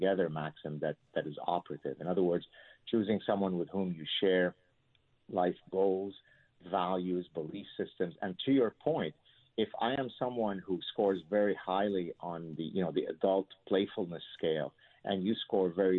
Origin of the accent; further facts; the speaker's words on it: Lebanon; moved away; my childhood growing up in the Lebanese Civil War